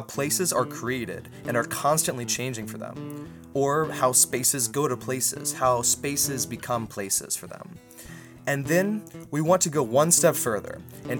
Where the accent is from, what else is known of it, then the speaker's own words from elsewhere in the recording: Saluda, United States; my hometown, Saluda